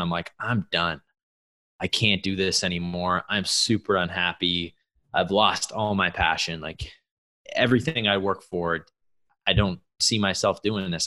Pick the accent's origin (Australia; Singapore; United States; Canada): Canada; an athlete growing up in Canada